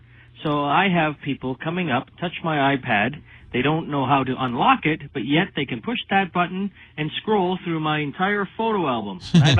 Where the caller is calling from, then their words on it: Canada; I'm calling from Canada